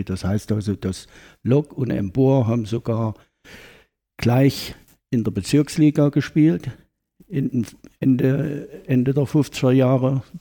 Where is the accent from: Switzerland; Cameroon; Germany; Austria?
Germany; Ilmenau, Thuringia; Ich bin gebürtiger Ilmenauer, 1948 geboren